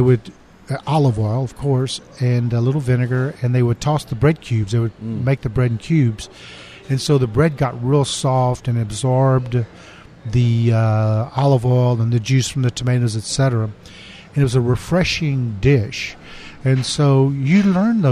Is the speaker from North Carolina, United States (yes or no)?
no; Houston, Texas, United States; we moved back to home. We named the restaurant after Nash, D'Amico, and opened on Westheimer between Shepherd and Alabama